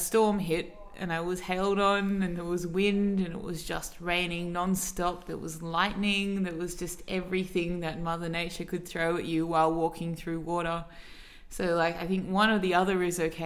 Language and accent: English; Sydney, New South Wales, Australia; I'm 29 years old. I'm from Sydney.